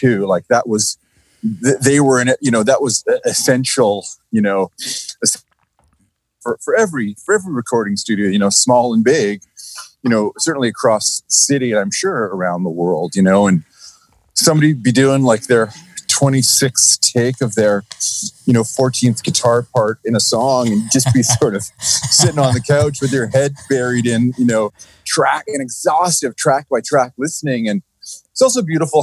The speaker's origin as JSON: {"language": "English", "town": "Toronto", "region": "Ontario", "country": "Canada", "tie": "born or raised there", "said": "growing up in Etobicoke, in the 70s"}